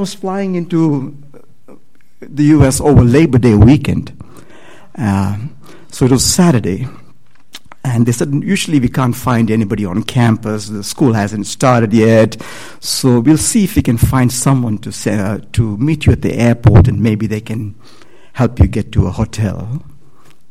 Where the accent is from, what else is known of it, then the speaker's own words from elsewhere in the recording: India; moved away as an adult; I'm from India.